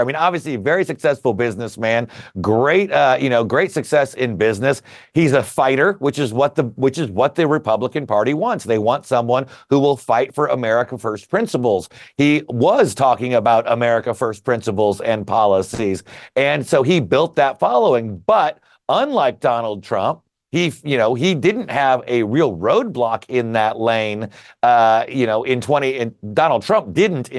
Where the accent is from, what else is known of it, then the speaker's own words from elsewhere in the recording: Indiana, United States; my home state of Indiana